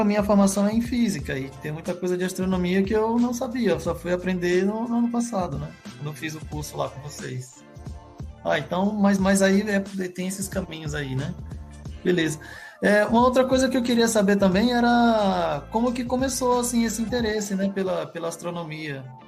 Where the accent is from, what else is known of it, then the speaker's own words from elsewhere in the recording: Maranhão, Brazil; moved away; also born or lived in São Paulo; Eu que sou maranhense